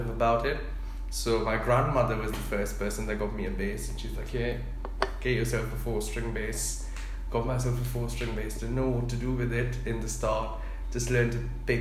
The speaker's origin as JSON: {"language": "English", "country": "India", "tie": "born or raised there", "said": "when I was growing up in India"}